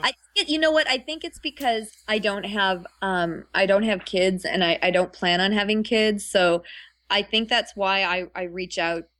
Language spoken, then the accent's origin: English; Ottawa, Ontario, Canada; now in California, United States; I consider Ottawa my hometown